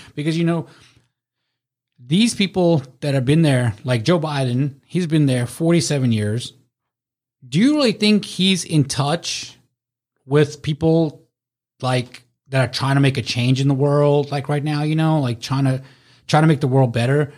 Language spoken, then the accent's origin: English; South Africa; now in United States; I was born in South Africa.